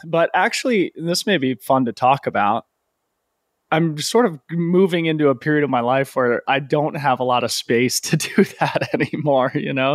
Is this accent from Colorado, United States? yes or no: yes; Boulder, Colorado, United States; also born or lived in Aspen, Colorado; I grew up in Boulder